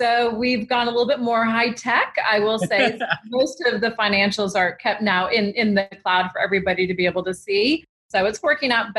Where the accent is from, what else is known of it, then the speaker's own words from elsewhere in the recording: Hawaii, United States; moved away; when I was growing up in Hawaii in elementary school